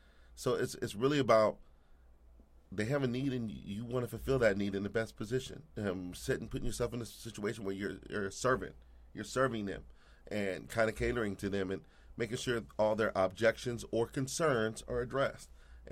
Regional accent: Anchorage, Alaska, United States; moved away; I'm from Anchorage, Alaska, believe it or not.

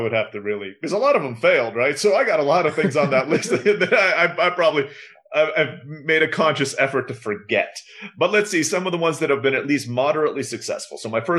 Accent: Istanbul, Turkey; also born or lived in Philippines; now in Mexico; I was born in the Philippines. I grew up in Istanbul, Turkey. My dad's from the United States, but grew up in Rhodesia. And I have been living in Mexico for the last 12 years because my wife's Mexican.

